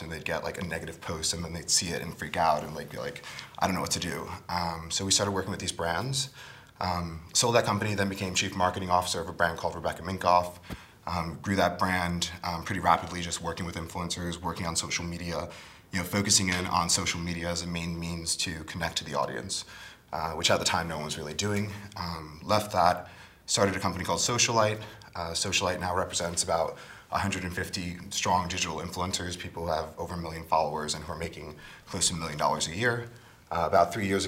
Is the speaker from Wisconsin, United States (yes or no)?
no; New York City, New York, United States; I grew up in the Bronx, welfare family